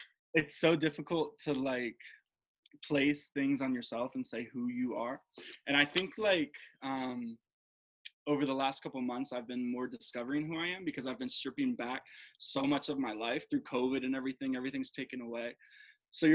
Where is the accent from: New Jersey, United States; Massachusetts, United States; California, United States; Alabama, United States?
New Jersey, United States; Jersey Shore; moved away as an adult; also born or lived in Denver, Colorado; I grew up in Jersey, at the Jersey Shore